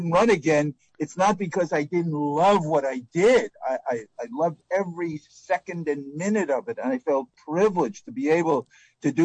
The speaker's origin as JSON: {"language": "English", "town": "New York City", "region": "New York", "country": "United States", "tie": "born or raised there", "said": "I was a kid growing up in the Bronx"}